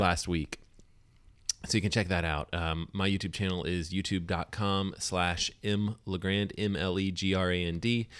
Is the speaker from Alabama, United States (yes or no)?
yes; Alabama, United States; now in Pacific Northwest, United States; I grew up in Alabama